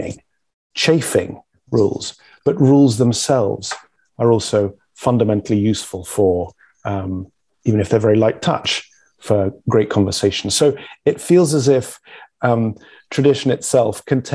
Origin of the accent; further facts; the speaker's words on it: England, United Kingdom; I'm a Brit, the people that you guys escaped from